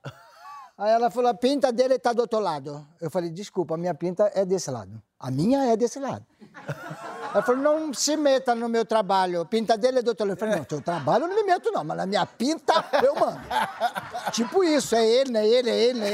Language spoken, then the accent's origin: Portuguese; Rio de Janeiro, Brazil; Saímos do Rio de Janeiro para São Paulo todas as férias.